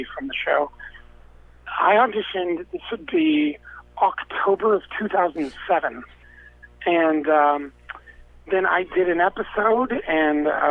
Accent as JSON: {"language": "English", "region": "California", "country": "United States", "tie": "born or raised there", "said": "I grew up in California, so I'm a little laid back"}